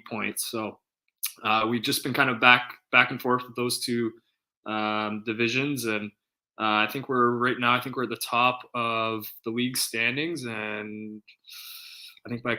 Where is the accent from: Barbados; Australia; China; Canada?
Canada; Brantford, Ontario; moved away as an adult; also born or lived in Connecticut / Sweden; now in Guildford, United Kingdom; I grew up playing in Brantford for the 99ers my whole way through minor hockey